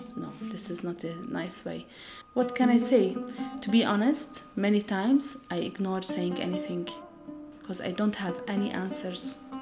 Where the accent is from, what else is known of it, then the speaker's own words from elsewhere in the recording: Bethlehem, West Bank, Palestine; I am from Bethlehem area and I am Christian Palestinian woman.